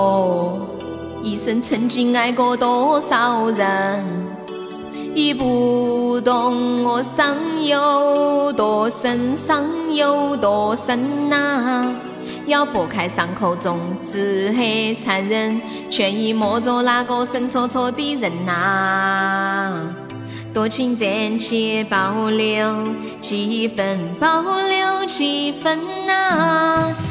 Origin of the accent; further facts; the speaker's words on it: Sichuan, China; accent: Sichuanese; 我是四川的，他们喊我用四川话直播